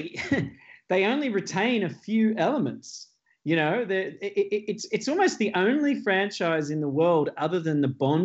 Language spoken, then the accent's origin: English; Australia; as an Australian